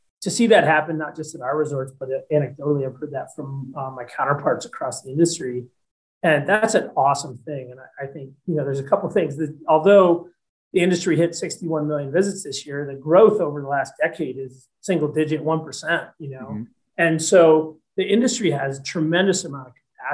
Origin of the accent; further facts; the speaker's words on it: Naples, New York, United States; moved away as an adult; I grew up in a little town in Western New York State called Naples, New York, which is about 10 miles